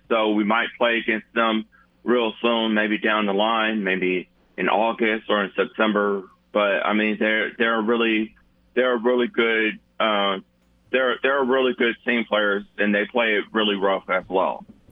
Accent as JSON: {"language": "English", "town": "Montgomery", "region": "Alabama", "country": "United States", "tie": "born or raised there", "said": "my hometown"}